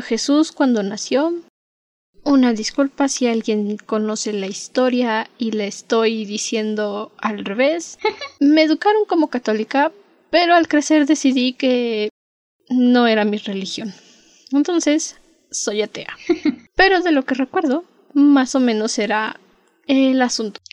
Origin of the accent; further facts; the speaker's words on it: Mexico; also born or lived in Mexico City; somos mexicanos